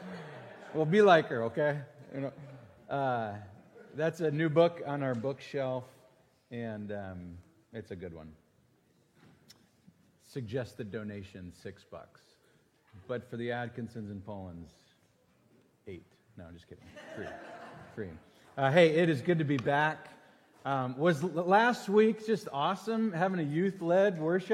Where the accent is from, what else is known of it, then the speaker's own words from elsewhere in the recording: Green Bay, Wisconsin, United States; moved away; I'm from Green Bay